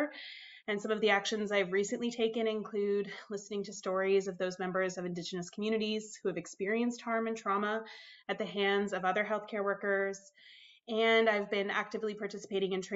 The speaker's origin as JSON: {"language": "English", "region": "Minnesota", "country": "United States", "tie": "born or raised there", "also_born_or_lived": "Toronto, Canada", "moved": "as an adult", "lives_now": "Canada", "said": "I was born in the States, obviously, Minnesota. I moved to Canada at the ripe old age of 18."}